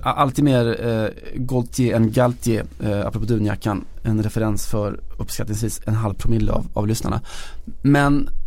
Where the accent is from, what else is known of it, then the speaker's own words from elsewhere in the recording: Sweden; vi svenskar